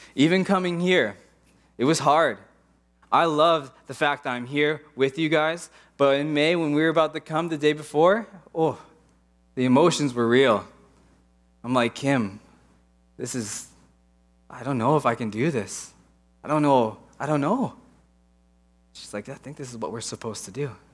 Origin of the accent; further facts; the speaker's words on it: Pittsburgh, Pennsylvania, United States; moved away as an adult; also born or lived in Portland; I grew up in Pittsburgh, old buildings, old culture.